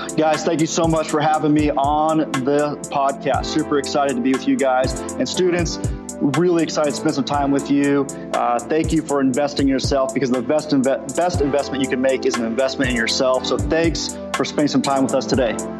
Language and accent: English; Southern California, United States; moved away as an adult; now in Oklahoma, United States; we are originally from Southern California